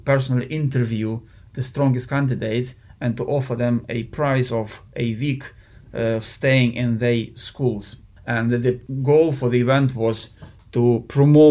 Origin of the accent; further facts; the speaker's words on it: Lviv, Lviv Oblast, Ukraine; now in United Kingdom; we are from Lviv. It's a very western part of Ukraine